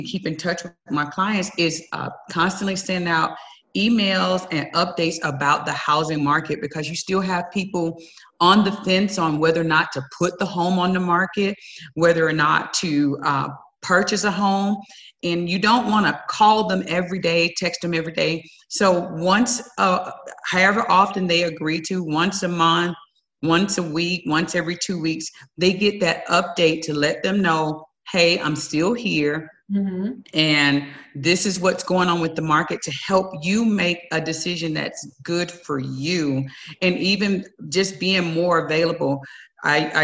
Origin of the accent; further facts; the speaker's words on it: Southwest Georgia, United States; now in El Paso, United States; I'm from Southwest Georgia, and you hug strangers, family members, everybody gets a hug